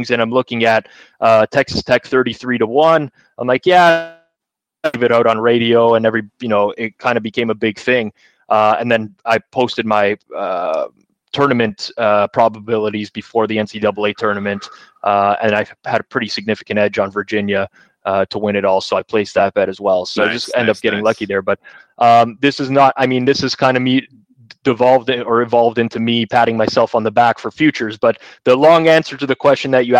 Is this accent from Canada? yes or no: yes; Canada; I grew up a huge hockey fan, obviously being Canadian, the majority of us are